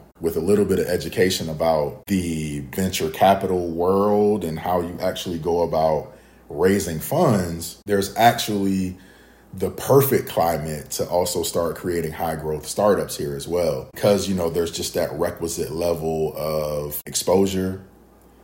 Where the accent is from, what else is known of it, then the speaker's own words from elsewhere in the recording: Savannah, Georgia, United States; moved away as an adult; now in Alabama, United States; my wife and I, we're both from Savannah